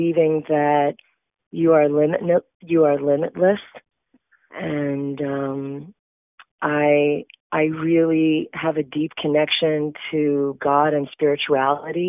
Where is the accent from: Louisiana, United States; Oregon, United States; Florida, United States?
Florida, United States; South; I am actually from South Florida